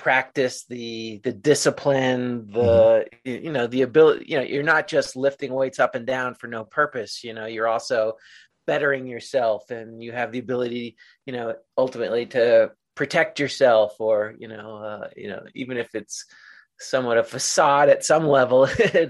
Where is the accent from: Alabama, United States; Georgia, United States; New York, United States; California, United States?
New York, United States; New York City; I moved back to my hometown, which was Little Neck, New York